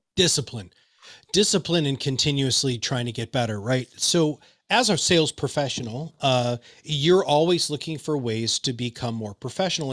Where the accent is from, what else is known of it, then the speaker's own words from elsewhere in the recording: Michigan, United States; I'm from Michigan